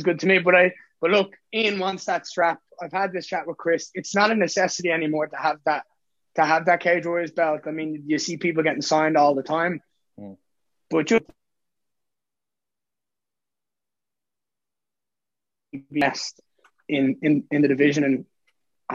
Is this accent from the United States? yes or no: no; Dublin, Leinster, Ireland; born or raised there